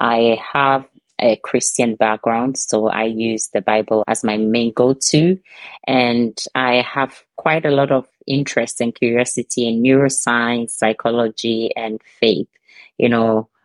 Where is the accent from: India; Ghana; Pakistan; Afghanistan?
Ghana; now in Denmark; I'm originally from Ghana, but I live in Denmark and have lived here for almost 2 decades